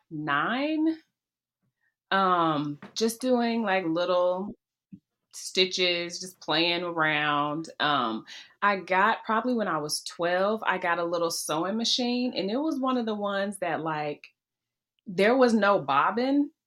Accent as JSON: {"language": "English", "town": "Memphis", "region": "Tennessee", "country": "United States", "said": "I'm from Memphis."}